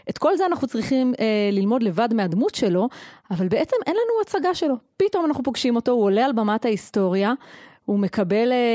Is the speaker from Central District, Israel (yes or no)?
no; Efrat, Judea and Samaria, Israel; אני גדלתי באפרת מגיל שנה, וזו הייתה דמות מופתית